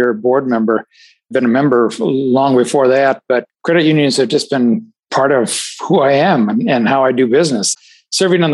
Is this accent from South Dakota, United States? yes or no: yes; South Dakota, United States; also born or lived in Ohio / California; now in Illinois, United States; I grew up in South Dakota, actually. I'm not native from Illinois.